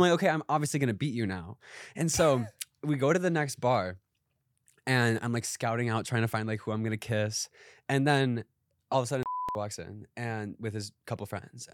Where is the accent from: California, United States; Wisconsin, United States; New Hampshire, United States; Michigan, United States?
Wisconsin, United States; moved away as an adult; also born or lived in Madison, Wisconsin; now in Los Angeles, United States; growing up in Wisconsin